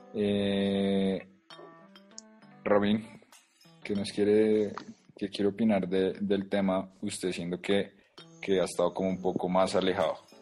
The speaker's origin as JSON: {"language": "Spanish", "country": "Mexico", "said": "Yo soy mexicano"}